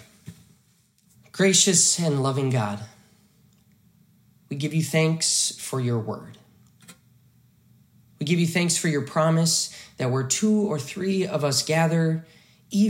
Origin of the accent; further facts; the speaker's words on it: Hamilton, Montana, United States; the church I grew up in Faith Lutheran Church in Hamilton, Montana